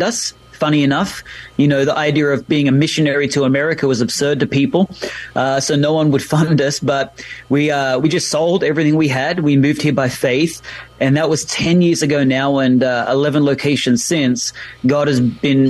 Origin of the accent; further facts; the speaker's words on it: Australia; accent: Australian; moved away as an adult; now in Mountain View, United States; my accent is Australian